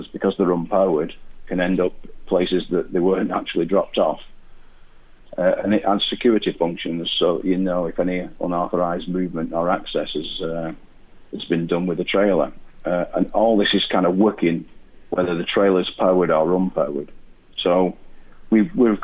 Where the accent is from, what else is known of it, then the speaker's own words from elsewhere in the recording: Wigan, North West England, United Kingdom; I'm from Wigan